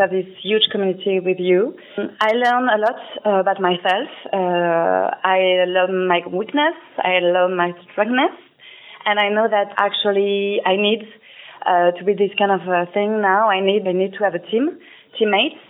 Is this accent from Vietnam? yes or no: yes; Ho Chi Minh City, Vietnam; I'm from Saigon in Vietnam.